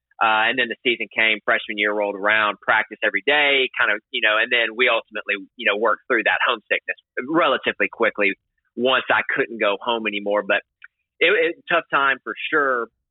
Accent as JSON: {"language": "English", "region": "the South", "country": "United States", "tie": "born or raised there", "said": "growing up in America, specifically the South"}